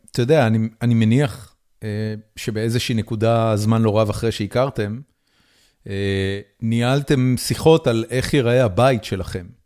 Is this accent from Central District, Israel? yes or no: no; Haifa, Haifa District, Israel; אני חיפאי